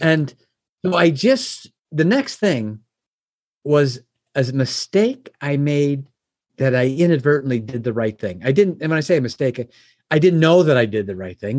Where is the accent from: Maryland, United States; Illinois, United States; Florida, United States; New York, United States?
Illinois, United States; Oak Brook; also born or lived in Chicago; I was born and raised in the Oak Brook area. It's a suburb of Chicago.